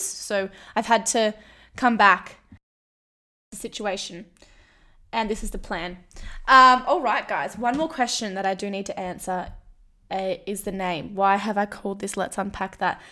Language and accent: English; Kalgoorlie, Western Australia, Australia; moved away as an adult; also born or lived in Melbourne; I'm from Kalgoorlie.